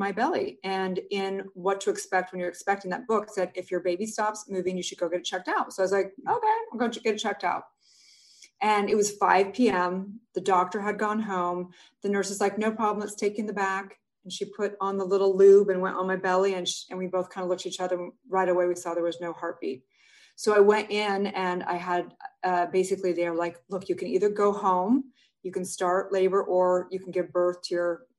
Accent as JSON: {"language": "English", "town": "Santa Barbara", "region": "California", "country": "United States", "tie": "born or raised there", "also_born_or_lived": "Utah", "moved": "as an adult", "said": "I grew up in Santa Barbara."}